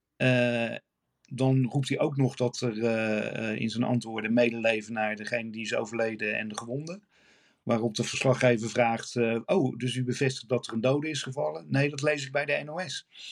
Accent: Rotterdam, South Holland, Netherlands; als Rotterdammer.

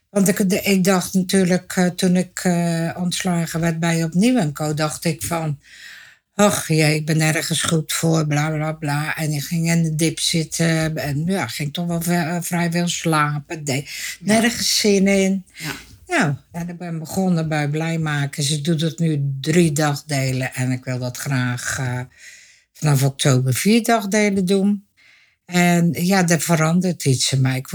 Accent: Dordrecht, South Holland, Netherlands; eh, geboren en getogen in Dordrecht, schapenkop dus. Eh, ik ben 71 jaar.

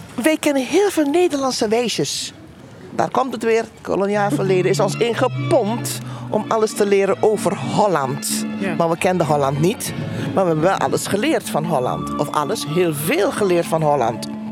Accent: Aruba; now in Tilburg, Netherlands; geboren op Aruba uit Surinaamse ouders

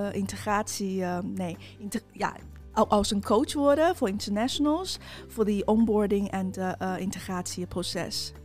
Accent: China; now in Netherlands; oorspronkelijk kom ik uit China. inmiddels woon ik al meer dan tien jaar in Nederland

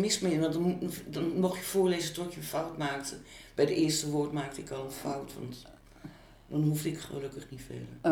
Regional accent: Utrecht, Netherlands; Ik ben 17 1 1955 geboren in Utrecht.

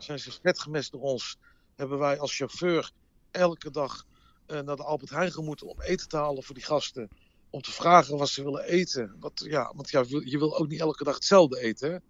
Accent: Amsterdam, North Holland, Netherlands; moved away as an adult; also born or lived in Las Vegas; als ze vroegen van waar ik vandaan kwam, dan zeg ik maar eh, eh, eh, Rotterdam of Groningen. Ik, ik zei geen Amsterdam meer

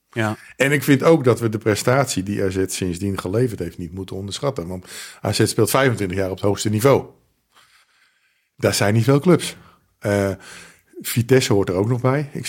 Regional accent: Friesland, Netherlands; wat, wat die Friese kunnen, ik ben ook Fries.

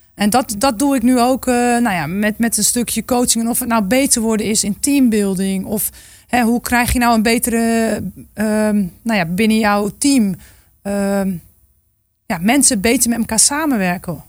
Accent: Groningen, Netherlands; ik kom uit Groningen. Dus ergens, ja, denk ik wel dat ik ook een soort van, eh, ja, weet waar ik vandaan kom

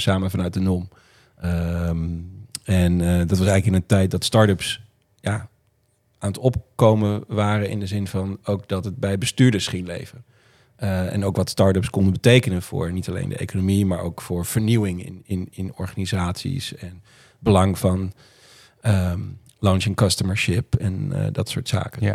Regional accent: Roden, Drenthe, Netherlands; also born or lived in Groningen; now in Friesland, Netherlands; ik ben opgegroeid in Noord-Drenthe, Rode

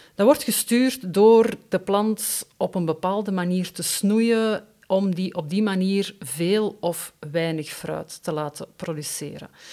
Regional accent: Brussels, Brussels-Capital Region, Belgium; bij ons in Brussel

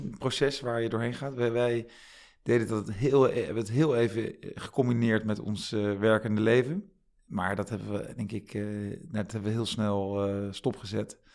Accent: The Hague, South Holland, Netherlands; moved away as an adult; also born or lived in Groningen; opgegroeid in Den Haag met een broer en een zusje

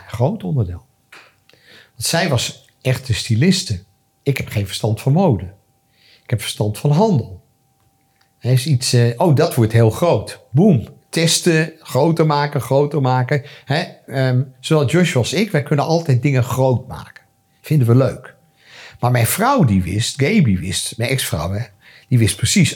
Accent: Amsterdam, North Holland, Netherlands; also born or lived in France; want iedereen wist dat ik uit Amsterdam kwam

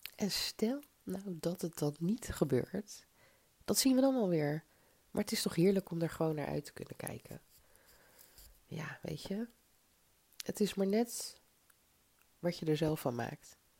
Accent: Zoetermeer, South Holland, Netherlands; also born or lived in Mauritius / Tilburg; now in Delft, Netherlands; Ik kom uit Zoetermeer

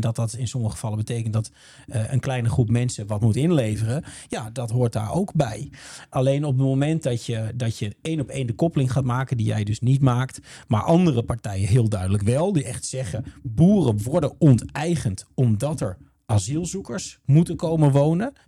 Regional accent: Netherlands; Ik ben ook een Nederlander.

